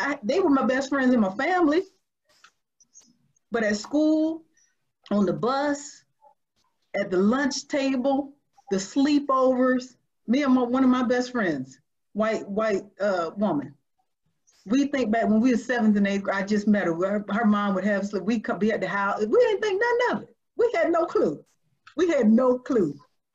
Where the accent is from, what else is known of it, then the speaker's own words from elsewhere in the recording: Georgia, United States; I'm from Georgia. I know the South.